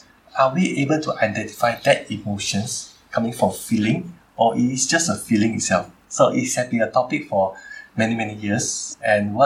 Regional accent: Malaysia; go back to my home country

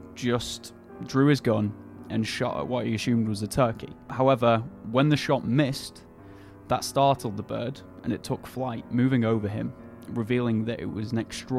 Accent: England, United Kingdom; I'm an Englishman.

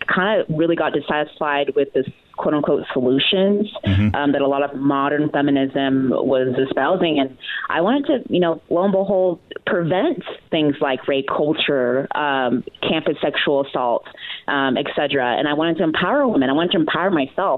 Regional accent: Texas, United States; I grew up in Texas, but definitely not the typical Texan

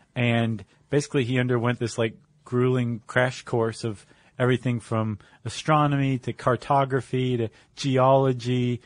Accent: Toledo, Ohio, United States; I grew up in Toledo.

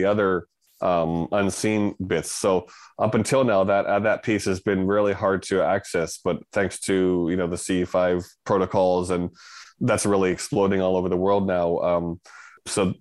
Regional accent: Connecticut, United States; moved away; I'm from Connecticut originally.

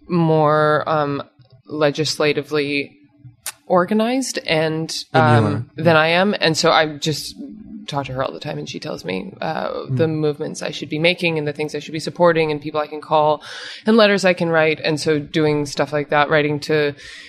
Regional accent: Canada; also born or lived in New York; now in Los Angeles, United States; I'm Canadian

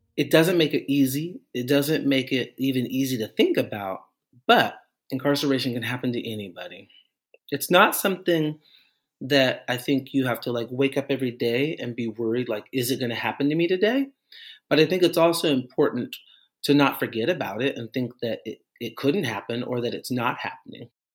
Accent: Portland, United States; I'm from Portland

